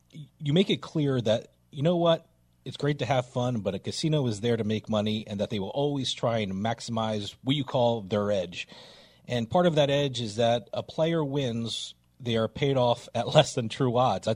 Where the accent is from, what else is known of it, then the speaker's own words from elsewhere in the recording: New Jersey, United States; I'm from New Jersey, so I've been around casinos all my life